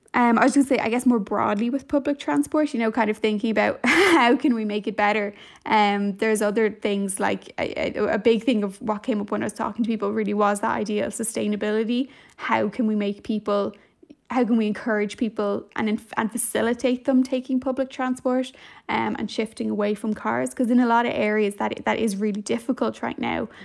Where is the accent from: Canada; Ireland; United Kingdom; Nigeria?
Ireland; Dublin, Leinster; I'm from Dublin as well